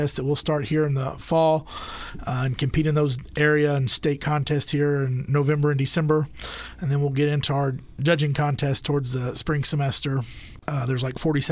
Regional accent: Dumas, Texas, United States; moved away as an adult; also born or lived in Lubbock, Texas; now in Dalhart, United States; Originally born and raised in Dumas

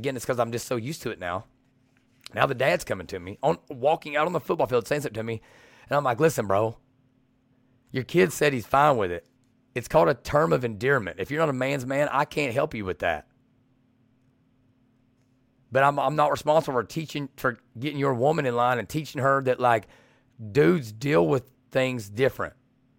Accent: Kentucky, United States; And I'm from Southeastern Kentucky. We're from like 45 minutes from each other.

